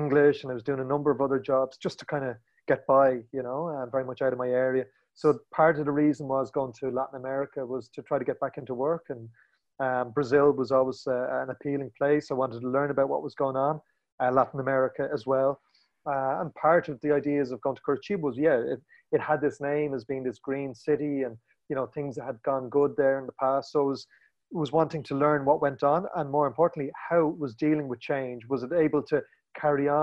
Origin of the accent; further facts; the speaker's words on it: Ireland; moved away as an adult; also born or lived in Barcelona; coming from Ireland and the very edge of Europe